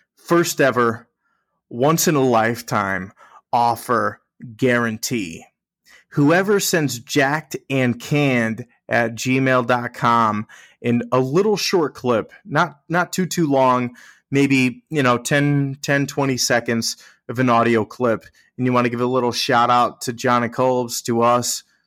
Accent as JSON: {"language": "English", "region": "Connecticut", "country": "United States", "said": "we're from Connecticut"}